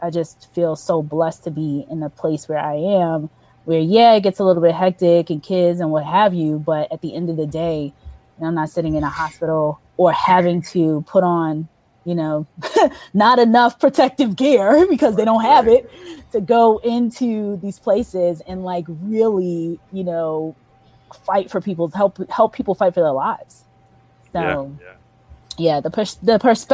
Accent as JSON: {"language": "English", "region": "New York", "country": "United States", "tie": "born or raised there", "moved": "yes", "said": "I grew up in New York"}